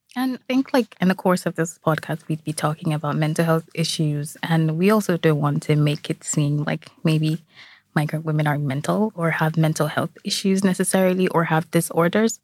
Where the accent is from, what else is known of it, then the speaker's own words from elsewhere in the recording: Nigeria; now in Ireland; I am Nigerian